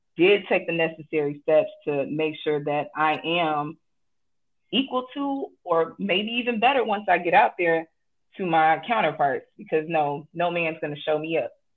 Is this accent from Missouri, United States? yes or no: no; Chicago, Illinois, United States; I am from Chicago, Illinois, born and raised